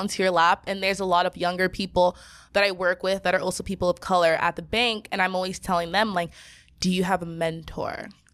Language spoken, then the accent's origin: English; Southern California, United States; being from Southern California and being raised by Nigerian parents